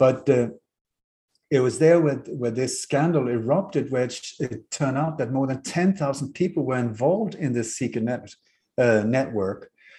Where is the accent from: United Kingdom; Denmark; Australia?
Denmark; moved away; also born or lived in Sweden; we moved very hastily from Denmark to Sweden from a luxury life, and Denmark to a 1700 from a house from the 16th century with no heating, no warmth, no no water, no toilet, no nothing, because my mother liked Swedish nature.